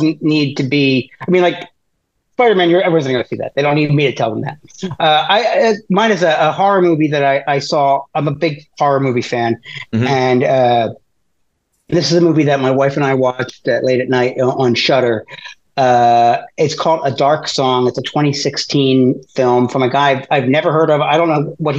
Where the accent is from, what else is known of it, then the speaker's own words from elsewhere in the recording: Philadelphia, Pennsylvania, United States; also born or lived in Rochester; I'm from Philly